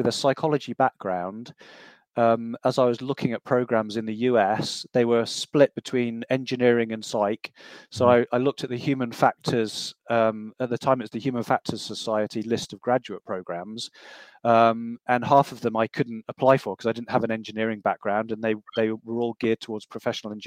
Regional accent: Loughborough, East Midlands, United Kingdom; moved away as an adult; also born or lived in United States; Loughborough was my hometown, so I didn't want to go back there

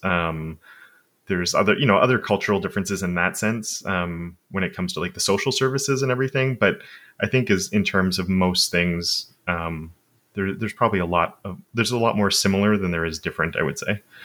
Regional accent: Montreal, Quebec, Canada; first language English; I've lived basically where I am my entire life.

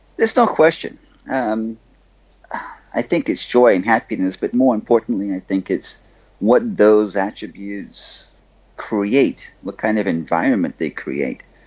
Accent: Bahamas; I'm from the Bahamas. I grew up on a little rock down here

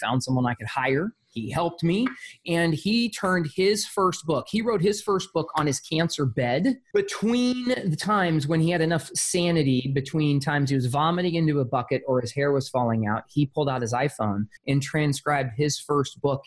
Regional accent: Arizona, United States; I'm a poor white kid. I grew up in Arizona

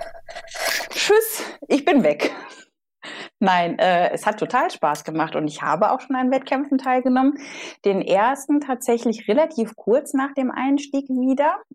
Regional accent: Solingen, North Rhine-Westphalia, Germany; also born or lived in Bonn; der Solinger, ich komme aus Solingen, der Klingenstadt

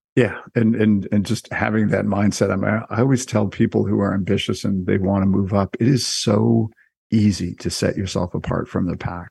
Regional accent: Canada; I am Canadian

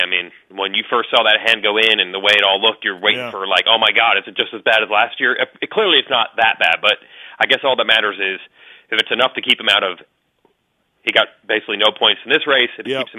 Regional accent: Canada; Being Canadian, that's not a Canadian thing.

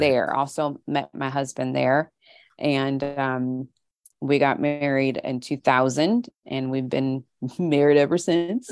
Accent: St. Louis, Missouri, United States; moved away as an adult; also born or lived in California / England / Wichita, Kansas / Tulsa, Oklahoma; pretty much spent the rest of my childhood up, up, all the way up through high school in the Saint Louis area.

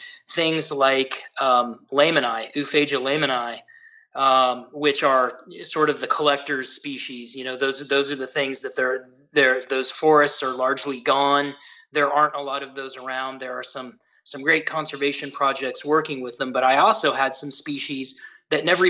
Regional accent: Santa Cruz Mountains, California, United States; I grew up in the Santa Cruz Mountains of California.

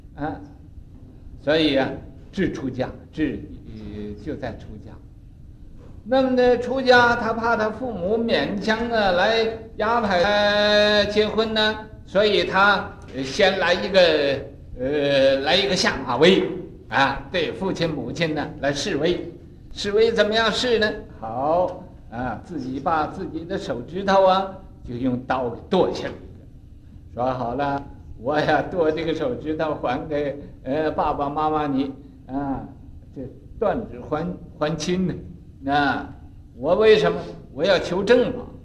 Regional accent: China; 我们中国人都讲落叶归根

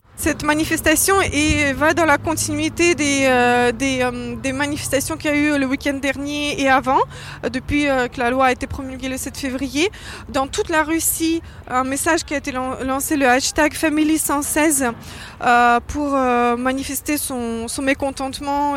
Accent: France; je suis française

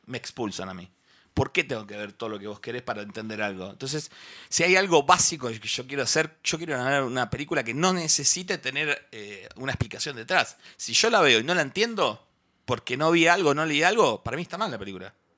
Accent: near Bahía Blanca, Buenos Aires Province, Argentina; la que es del interior como yo

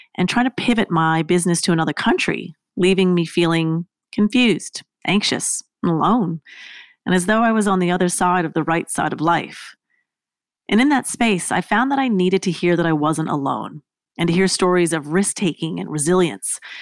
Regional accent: Canada; moved away as an adult; also born or lived in Australia; I lived in Australia. I was from Canada.

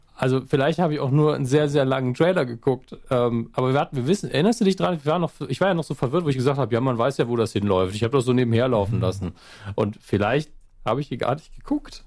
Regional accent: Germany; als Deutscher

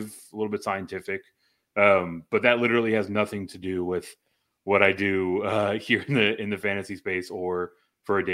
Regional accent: Houston, Texas, United States; now in San Antonio, United States; Growing up in the Houston area

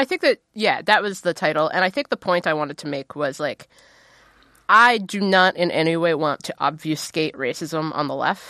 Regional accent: Ohio, United States; I'm from Ohio.

